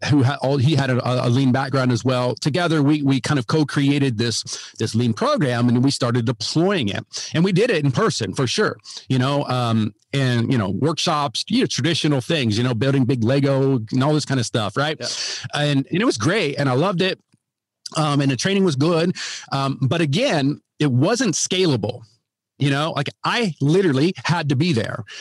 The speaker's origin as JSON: {"language": "English", "region": "Ohio", "country": "United States", "moved": "yes", "lives_now": "Texas, United States", "said": "Yeah. So, well, um, myself, uh, yeah, I live in uh, live in Texas now, but I'm from Ohio originally"}